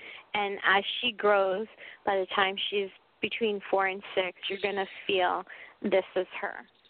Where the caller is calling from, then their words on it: New Mexico, United States; Hi, everybody. … I'm calling from New Mexico.